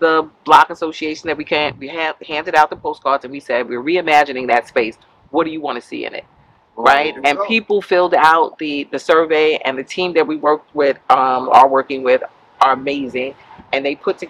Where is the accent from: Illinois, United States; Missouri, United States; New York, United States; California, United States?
New York, United States; New York City; We are from Bedford-Stuyvesant